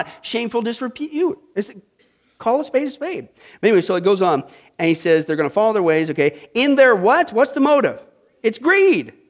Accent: Midwest, United States; moved away; I grew up in the Midwest

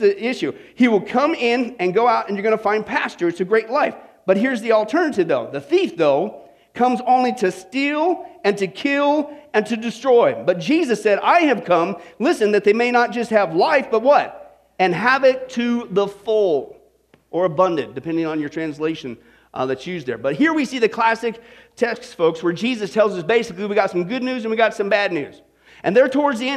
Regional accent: Kansas, United States; we grew up in the Kansas, kind of out in the middle of nowhere

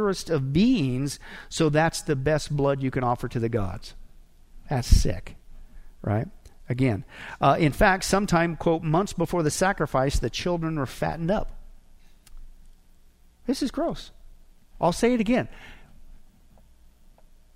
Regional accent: Nebraska, United States; I grew up in Nebraska, and one of the things we did in elementary schools, we had to study the different Indian tribes up there

